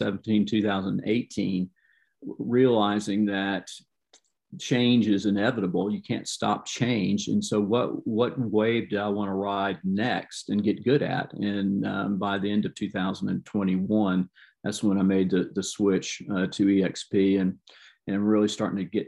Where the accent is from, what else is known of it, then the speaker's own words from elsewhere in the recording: Jacksonville, Florida, United States; I was born and raised here in the Jacksonville metro area here at the beach